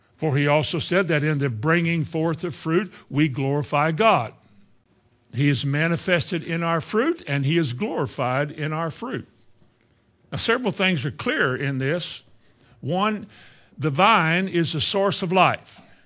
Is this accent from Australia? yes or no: no; Indiana, United States; the Christian church I grew up in Indiana